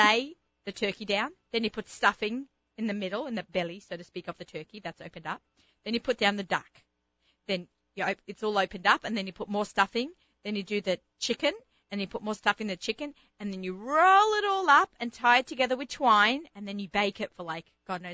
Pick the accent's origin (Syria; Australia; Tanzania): Australia; moved away as an adult; now in Los Angeles, United States; I'm Australian.